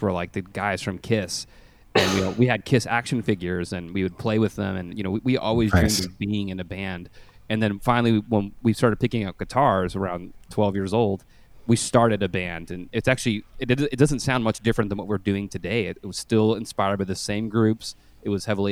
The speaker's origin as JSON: {"language": "English", "town": "Winnipeg", "region": "Manitoba", "country": "Canada", "moved": "yes", "lives_now": "Dallas, United States", "said": "we pride ourselves that we are Canadian. We're from Winnipeg, Manitoba, but we live in Dallas, the city of Dallas"}